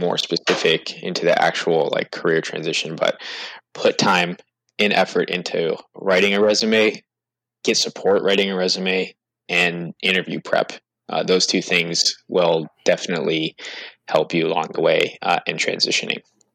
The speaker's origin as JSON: {"language": "English", "region": "New York", "country": "United States", "moved": "yes", "said": "I'm originally from New York"}